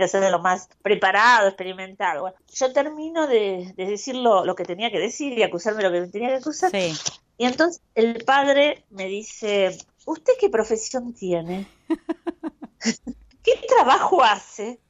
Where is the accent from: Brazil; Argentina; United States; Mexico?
Argentina; now in Rome, Italy; Soy argentina